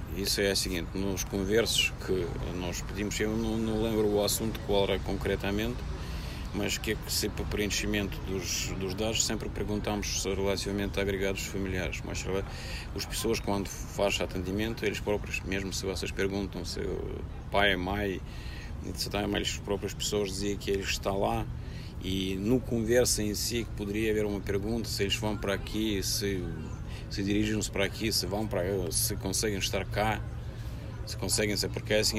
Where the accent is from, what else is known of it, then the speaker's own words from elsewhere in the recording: Russia; Portuguese is a second language; moved away as an adult; now in Portugal; Se vocês perguntam se eu sou russo, sim, eu sou russo.